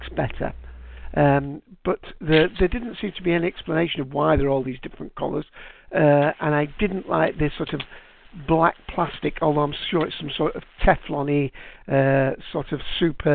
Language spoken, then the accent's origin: English; United Kingdom; for me as a Brit